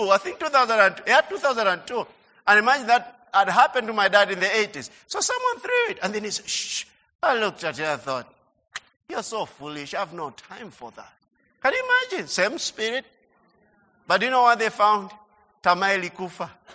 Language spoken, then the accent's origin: English; Budalangi, Busia County, Kenya; our home in Budalangi